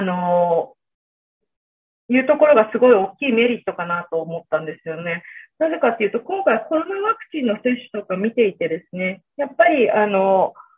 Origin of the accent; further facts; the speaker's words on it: Ota, Gunma, Japan; moved away as an adult; 私、群馬県の太田市出身なので